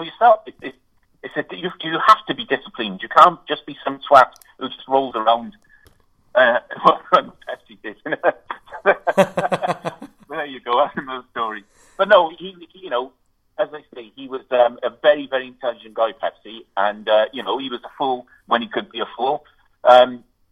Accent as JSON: {"language": "English", "town": "Cardiff", "region": "Wales", "country": "United Kingdom", "tie": "born or raised there", "said": "the first show was my hometown. Because that's where I was born"}